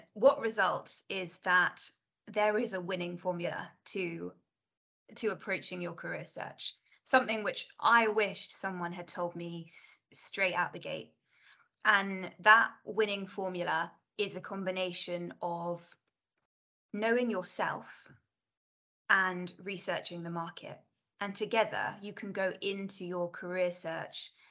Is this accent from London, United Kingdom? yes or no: yes; London, United Kingdom; I grew up in South London